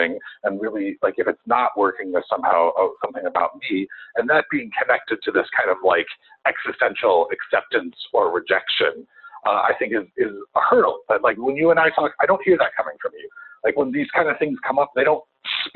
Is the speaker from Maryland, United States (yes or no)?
no; Chicago, Illinois, United States; I'm a Chicagoan